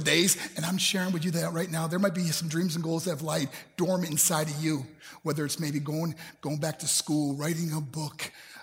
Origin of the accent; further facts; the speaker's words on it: New York, United States; also born or lived in Colorado Springs, Colorado; my hometown in New York